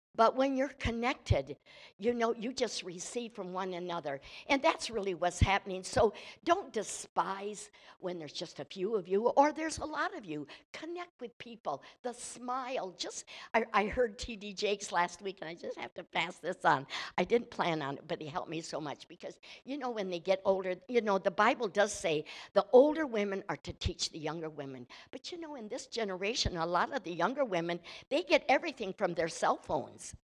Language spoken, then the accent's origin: English; Michigan, United States; I'm from Michigan